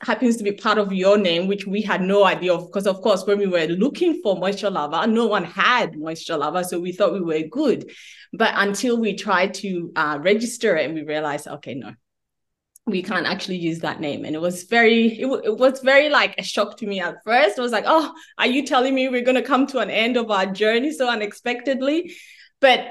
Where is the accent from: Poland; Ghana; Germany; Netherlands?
Ghana; now in Melbourne, Australia; I'm from Africa, I'm from Ghana